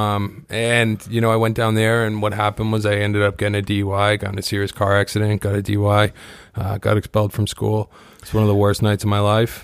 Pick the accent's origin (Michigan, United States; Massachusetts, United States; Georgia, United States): Massachusetts, United States; Kingston; I grew up on the South Shore. I grew up in Kingston